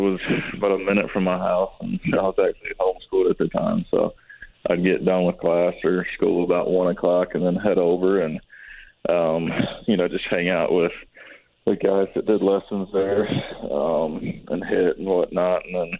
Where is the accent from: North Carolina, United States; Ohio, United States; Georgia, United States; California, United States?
North Carolina, United States; Greensboro; also born or lived in Holly Springs, North Carolina; So, born and raised in Greensboro, North Carolina. Went to Wesleyan Christian Academy in high school, then, you know, went to North Carolina State, and me and my fiance just got an apartment here in Holly Springs